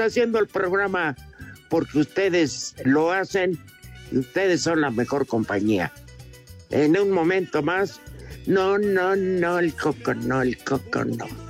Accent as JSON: {"language": "Spanish", "region": "Mexico City", "country": "Mexico", "tie": "born or raised there", "also_born_or_lived": "Minatitlán, Veracruz", "said": "yo la verdad soy de Minatitlán, Veracruz, pero este nací en Chimalistac"}